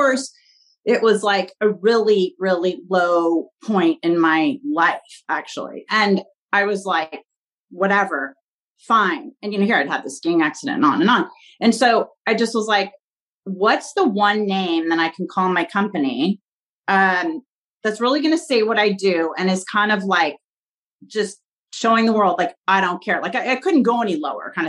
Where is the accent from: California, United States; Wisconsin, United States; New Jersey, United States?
California, United States; Pasadena; also born or lived in Washington, D.C.; I grew up in Pasadena, California, which is, you know, home of the Rose Bowl and the Rose Parade. And I've lived here my whole life